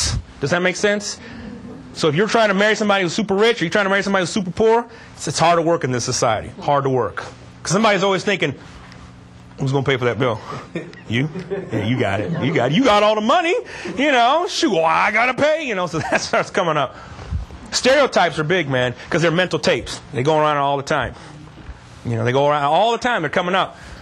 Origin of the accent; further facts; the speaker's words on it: Texas, United States; moved away; I grew up in Texas, you know, this is a whole different country, you know, but Texas was an interesting spot. I'll give you an idea of where I grew up, in a little small town.